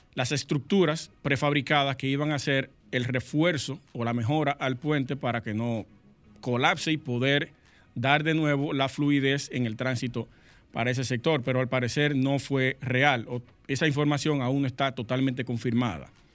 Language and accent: Spanish; Sosúa, Puerto Plata, Dominican Republic; Yo soy de allá de Sosúa, Sosúa, Puerto Plata. Cangrejo está a un par de kilómetros de donde yo nací y me crié